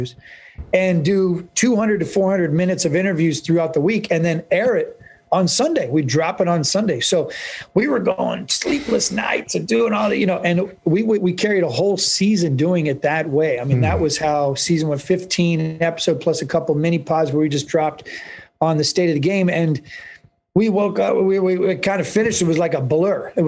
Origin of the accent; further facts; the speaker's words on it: Northern California, United States; also born or lived in New York / Winter Park, Florida; now in San Diego, United States; I'm born and raised in Northern California.